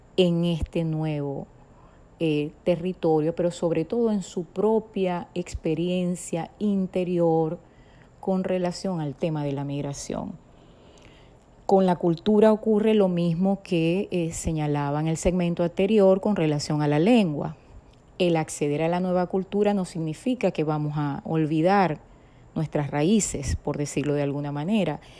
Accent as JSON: {"language": "Spanish", "country": "Venezuela", "tie": "born or raised there", "moved": "yes", "said": "Nací en Venezuela"}